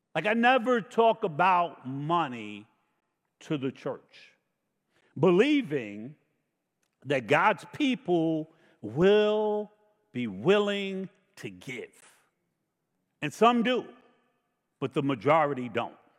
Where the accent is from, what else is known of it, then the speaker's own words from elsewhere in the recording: New York, United States; I grew up in New York